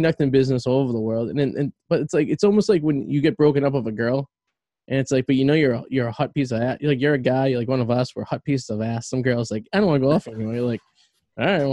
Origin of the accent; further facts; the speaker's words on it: Revere, Massachusetts, United States; now in West Newbury, United States; I'm a guy from Revere